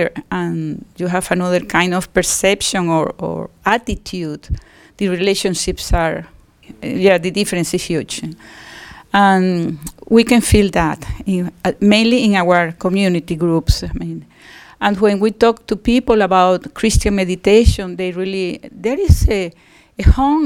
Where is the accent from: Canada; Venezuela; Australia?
Venezuela